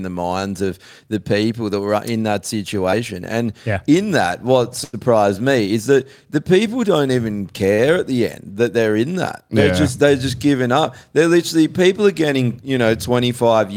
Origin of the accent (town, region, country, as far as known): Australia